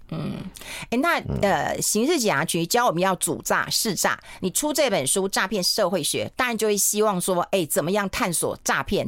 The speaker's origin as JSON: {"language": "Chinese", "region": "southern Taiwan", "country": "Taiwan", "said": "我们南部人"}